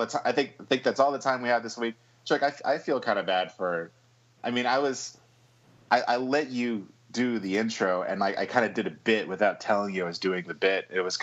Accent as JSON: {"language": "English", "country": "United Kingdom", "said": "Yeah, well, I'm British in real life, so it comes through."}